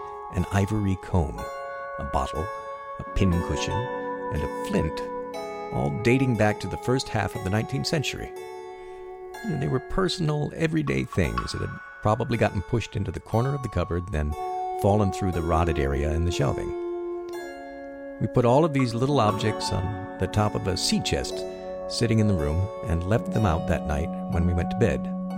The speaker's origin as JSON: {"language": "English", "region": "Connecticut", "country": "United States", "said": "We're from Connecticut and had opened a small branch of our mainland business on one of the wharves here the previous summer."}